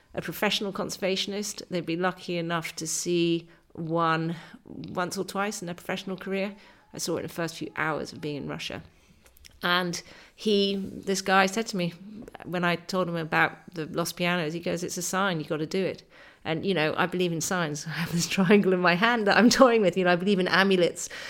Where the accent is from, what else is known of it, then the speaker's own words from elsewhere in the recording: England, United Kingdom; I'm a English writer.